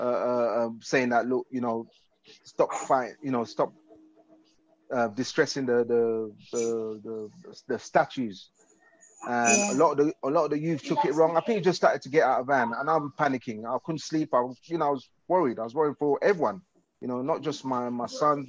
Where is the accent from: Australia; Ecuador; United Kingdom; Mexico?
United Kingdom; London; my hometown, you know, London, my hometown